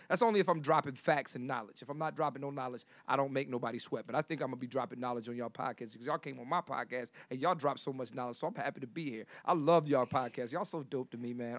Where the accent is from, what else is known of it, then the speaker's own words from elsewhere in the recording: Philadelphia, Pennsylvania, United States; I'm from Philly.